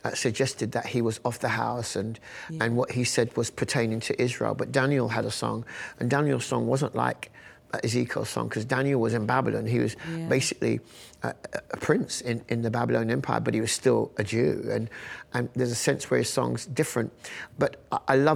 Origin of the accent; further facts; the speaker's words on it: London, United Kingdom; We're right here in Northwest London. I was born in Northwest, I mean, a couple of hundred metres up the road. That's where we lived. And I went to church a few miles down the road